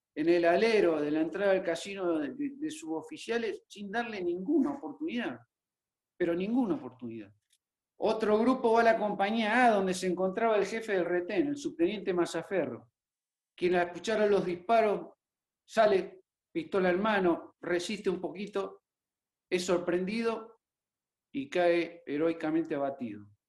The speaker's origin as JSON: {"language": "Spanish", "region": "Formosa", "country": "Argentina", "tie": "born or raised there", "said": "Formosa, mi provincia natal"}